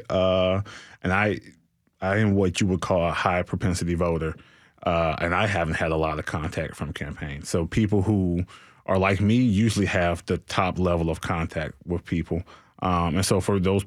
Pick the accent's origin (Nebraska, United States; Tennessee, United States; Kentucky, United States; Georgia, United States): Tennessee, United States; Nashville; I'm from the city. I'm not from Donelson, Antioch, Madison. I am from Nashville, Tennessee